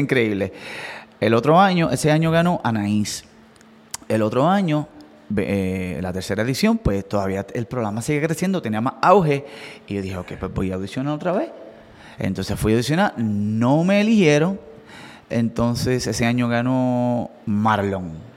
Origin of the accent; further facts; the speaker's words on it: Coamo, Puerto Rico; nosotros somos de Coamo